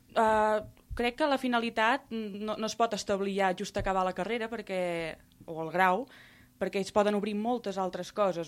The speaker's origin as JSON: {"language": "Catalan", "town": "Reus", "region": "Catalonia", "country": "Spain", "said": "a Reus, la ciutat d'on sóc"}